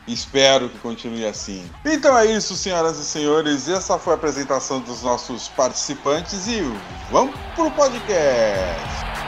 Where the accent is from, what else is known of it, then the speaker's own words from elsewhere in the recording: Brazil; nós somos brasileiros, falamos português